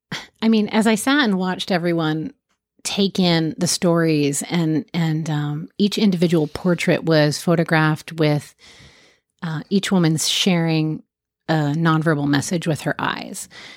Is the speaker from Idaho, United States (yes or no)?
no; Jacksonville, Florida, United States; born there; I was born in Jacksonville, and my mom and I moved every year until seventh grade.